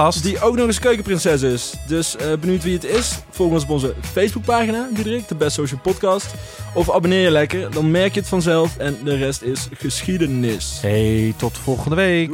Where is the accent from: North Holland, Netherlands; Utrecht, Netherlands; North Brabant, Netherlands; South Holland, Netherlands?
North Brabant, Netherlands; accent: Brabants; mijn Brabants accent